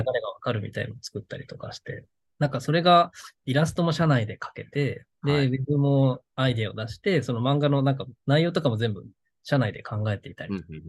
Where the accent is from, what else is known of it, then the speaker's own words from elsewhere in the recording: Okinawa, Japan; moved away as an adult; now in Tokyo, Japan; 沖縄にいた頃はそんな、あんまり興味がなかったというか、その実家暮らしだったので